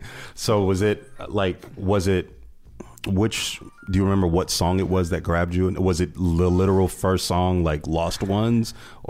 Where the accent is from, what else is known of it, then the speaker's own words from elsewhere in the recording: small town outside Akron, Northeast Ohio, United States; I'm from Northeast Ohio. I'm from a small town called Maslin outside of Akron, actually.